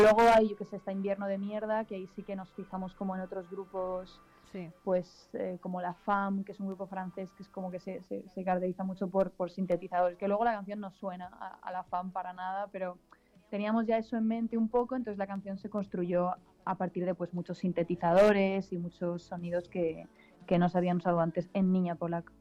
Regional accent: Alicante, Valencian Community, Spain; somos de Alicante

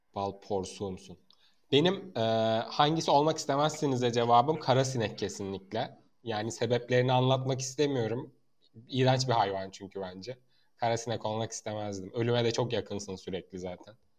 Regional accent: Mersin, Turkey; ben Mersin'de doğup büyüdüm

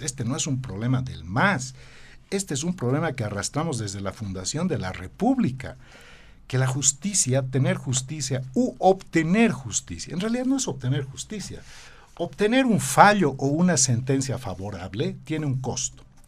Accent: Bolivia

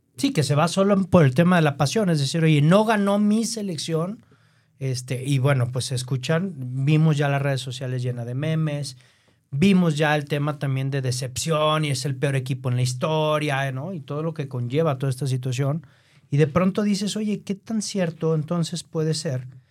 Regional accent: Mexico; nosotros como mexicanos

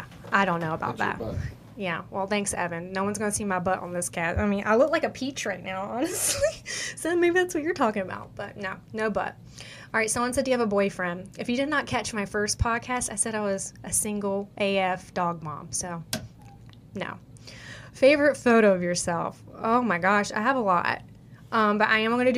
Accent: the South, United States; accent: country; I'm from the South

